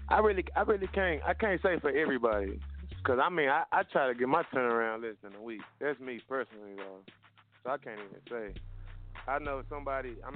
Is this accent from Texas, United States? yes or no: yes; Dallas, Texas, United States; now in Pittsburgh, United States; I'm calling from Pittsburgh, but I'm from Dallas though. I just moved out here.